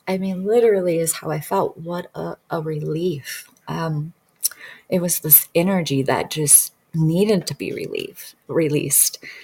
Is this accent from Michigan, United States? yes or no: yes; Detroit suburbs, Michigan, United States; I'm from Detroit suburbs, so I, I actually lived a very, I lived in poverty, period. That's just how I grew up.